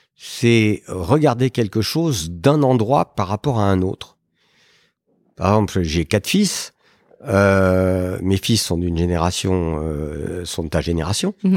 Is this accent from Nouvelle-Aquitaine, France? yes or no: no; Paris, Île-de-France, France; je suis né euh, à Paris euh, il y a bien longtemps, en 1955